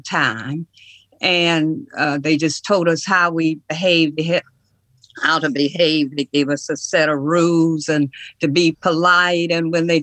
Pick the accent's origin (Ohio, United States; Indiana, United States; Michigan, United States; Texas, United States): Michigan, United States; Detroit; moved away as an adult; also born or lived in Nashville, Tennessee; I'm from Detroit, Michigan